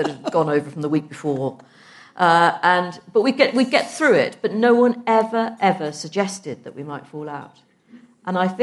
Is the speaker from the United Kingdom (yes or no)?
yes; Liverpool, North West England, United Kingdom; I'm from Liverpool. It's not obvious, but I am from Liverpool